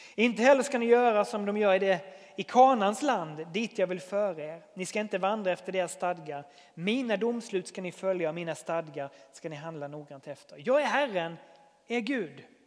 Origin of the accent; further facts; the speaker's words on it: Sweden; jag är väldigt svensk